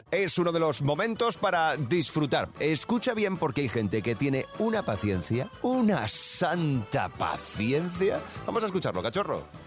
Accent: Germany; moved away; yo también nací en Alemania

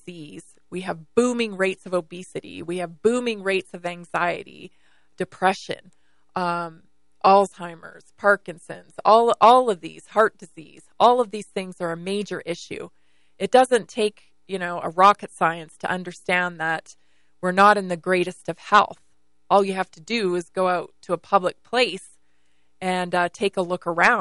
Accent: British Columbia, Canada; now in United States; growing up in British Columbia, Canada

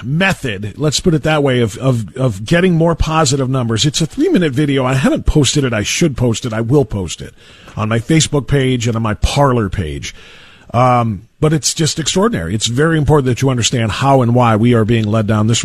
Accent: Elyria, Ohio, United States; Elyria, which happens to be my hometown

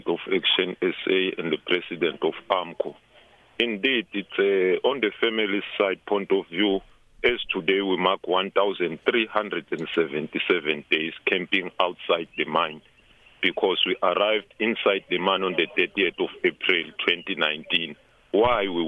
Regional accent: South Africa; we as South African

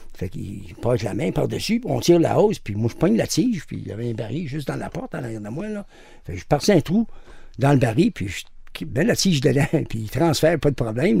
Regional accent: Montreal, Quebec, Canada; je suis revenu chez nous, à Montréal.

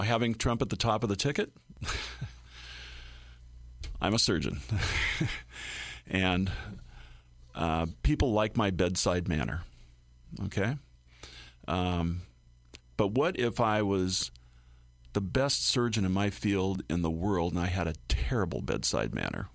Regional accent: Oregon, United States; now in Illinois, United States; My home state of Oregon

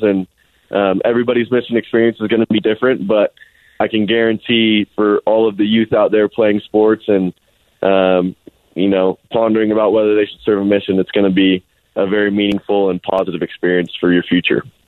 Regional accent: Alpine, Utah, United States; also born or lived in Highland, Utah; most of the time I tell people I'm from Alpine because every time I told somebody I'm from Highland they asked me about rugby

